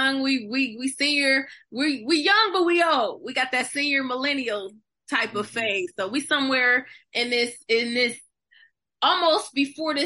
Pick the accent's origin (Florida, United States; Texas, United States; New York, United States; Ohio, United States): Ohio, United States; Akron; now in Pittsburgh, United States; I'm originally from Akron, Ohio, residing in Pittsburgh, Pennsylvania